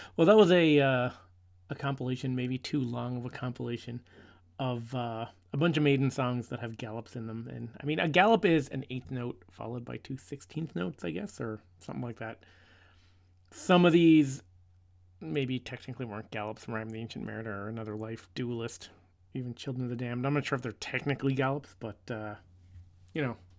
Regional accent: Newfoundland and Labrador, Canada; we're from Newfoundland, and Cape Spear is the most easterly point in North America

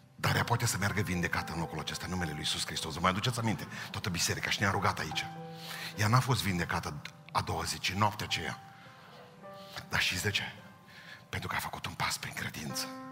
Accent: Romania; Suntem români

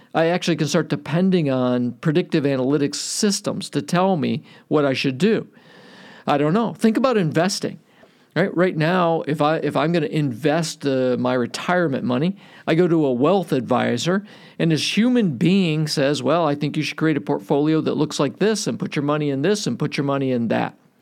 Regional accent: Cleveland, Ohio, United States; I grew up in Cleveland.

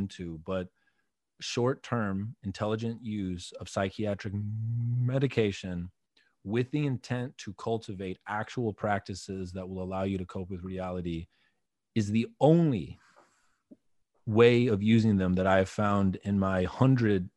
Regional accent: Wisconsin, United States; moved away; also born or lived in Texas; growing up in Wisconsin

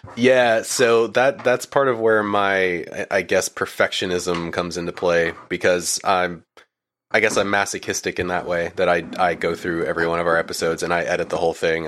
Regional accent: Maine, United States; moved away as an adult; now in Florida, United States; I was originally from Maine, actually. Um, I was born and raised there and lived there until I was about, uh, I wanna say twenty-five

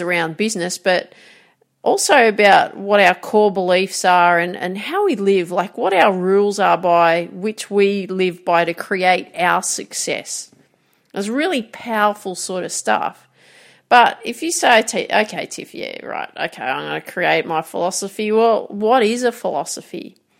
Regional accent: Grafton, New South Wales, Australia; So I grew up in Grafton, called the Jacaranda City.

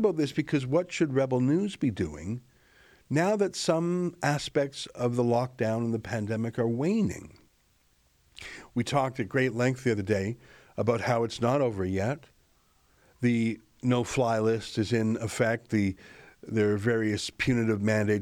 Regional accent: Canada; as a Canadian citizen in the country of Canada

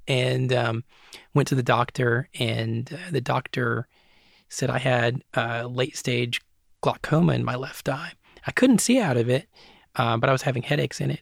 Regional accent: Hancock County, East Tennessee, United States; also born or lived in Los Angeles area, California; growing up in Hancock County

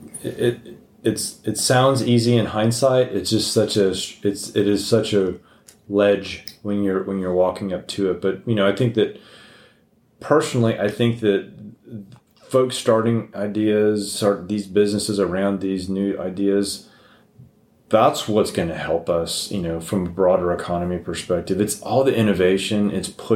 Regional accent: El Paso, Texas, United States; I grew up in El Paso

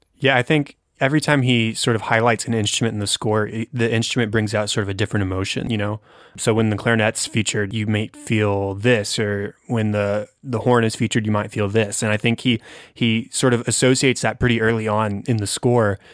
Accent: United States; I'm an American

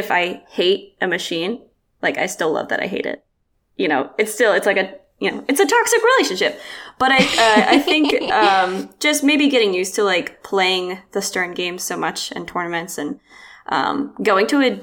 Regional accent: Outer Banks, North Carolina, United States; moved away; also born or lived in Portland, Maine; I grew up on the Outer Banks of North Carolina

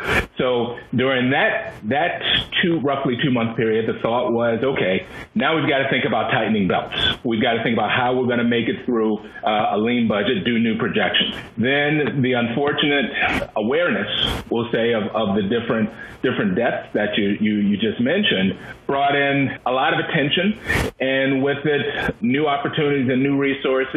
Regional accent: Washington, D.C. area, Maryland, United States; I'm a Marylander. I grew up in Maryland, and I grew up in the Washington, D.C. area

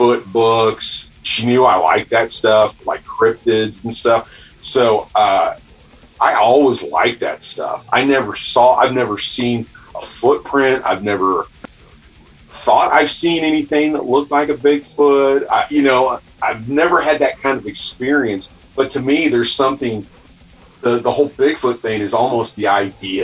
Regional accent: about an hour outside Kansas City, Missouri, United States; I grew up in the sticks

